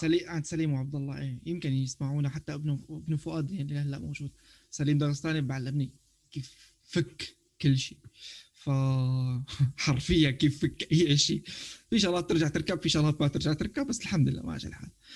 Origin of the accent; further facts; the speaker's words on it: Syria; now in Turkey; نحن سوريين